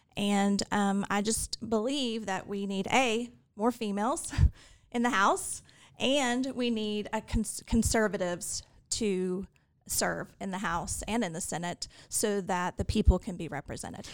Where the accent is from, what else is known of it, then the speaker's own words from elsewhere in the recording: Fort Worth, Texas, United States; also born or lived in Houston, Texas; now in Austin, United States; I grew up in Fort Worth